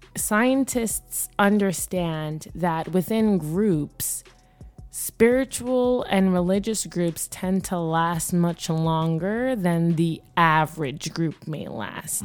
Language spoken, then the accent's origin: English; Jamaica; moved away; I grew up in Jamaica